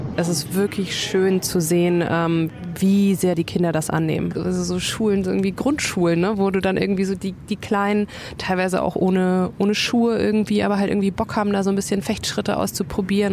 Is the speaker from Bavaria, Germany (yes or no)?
yes; Bayreuth, Bavaria, Germany; ich bin halt in Bayreuth groß geworden